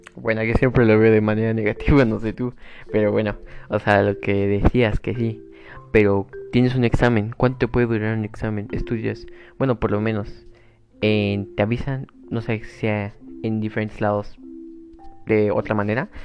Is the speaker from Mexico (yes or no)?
yes; Mexico; yo lo veo en mi país, México